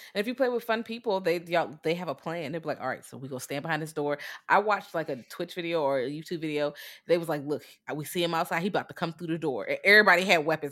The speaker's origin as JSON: {"language": "English", "country": "United States", "said": "I'm American"}